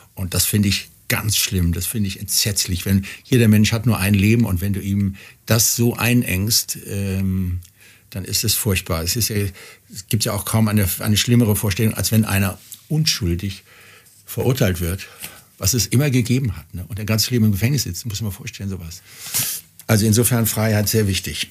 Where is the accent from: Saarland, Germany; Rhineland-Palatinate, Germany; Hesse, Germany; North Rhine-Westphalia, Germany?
North Rhine-Westphalia, Germany; Cologne; now in Bavaria, Germany; Köln wird immer meine, meine Heimat sein, auch wenn ich jetzt schon lange in Bayern lebe